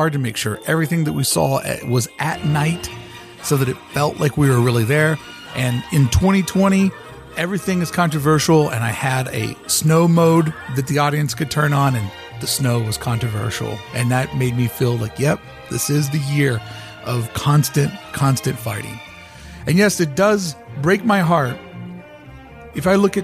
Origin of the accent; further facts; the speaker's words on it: United States; moved away; I'm from the Kentucky-Indiana border. I grew up playing in the Ohio River